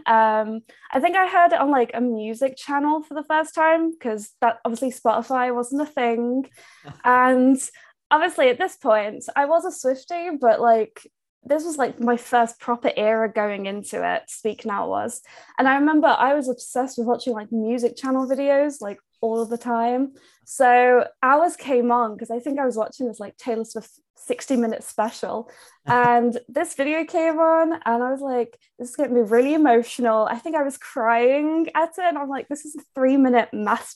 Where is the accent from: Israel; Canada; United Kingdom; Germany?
United Kingdom; I'm from the UK.